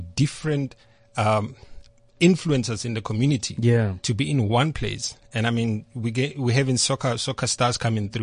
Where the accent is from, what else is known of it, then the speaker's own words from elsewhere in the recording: Atteridgeville, Gauteng, South Africa; I'm originally from Atchersville.